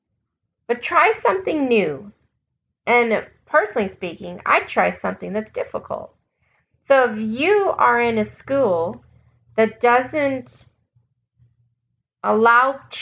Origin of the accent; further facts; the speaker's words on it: United States; accent: American; my American accent